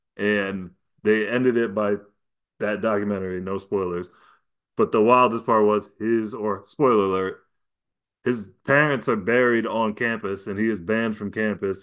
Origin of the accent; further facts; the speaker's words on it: New York, United States; As a New Yorker